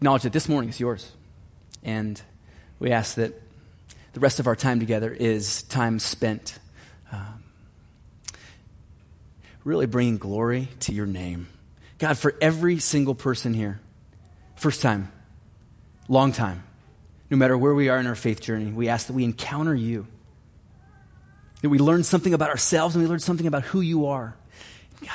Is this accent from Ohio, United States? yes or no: yes; Cleveland, Ohio, United States; moved away; I'm from Cleveland